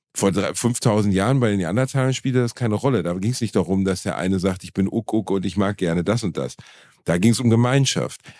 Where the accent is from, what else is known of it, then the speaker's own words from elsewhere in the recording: Germany; Meine Eltern haben durch Zufall in Deutschland gebumst